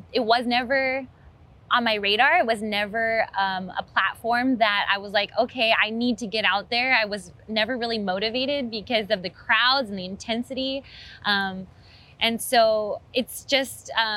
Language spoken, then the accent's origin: English; Hawaii, United States; as a Hawaiian